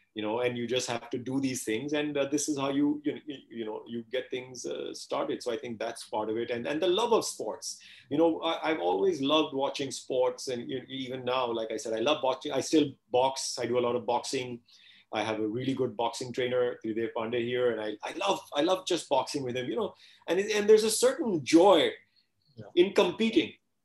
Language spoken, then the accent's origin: English; Canada; I'm very grateful that my parents put me into Taekwondo class. While I was growing up in Canada, you know, so that again was totally disciplined.